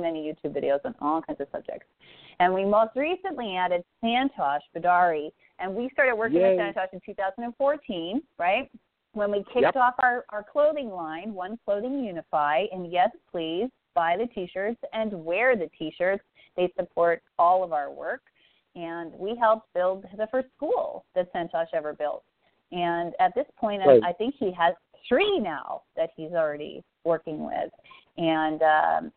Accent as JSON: {"language": "English", "region": "Saskatchewan", "country": "Canada", "said": "I'm from Saskatchewan, 72 tribes just in my one province"}